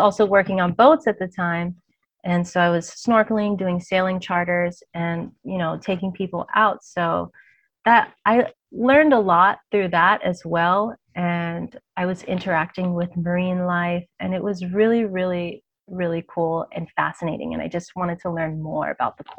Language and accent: English; Hawaii, United States; being born and raised in Hawaii, I basically grew up in and around the water my whole life.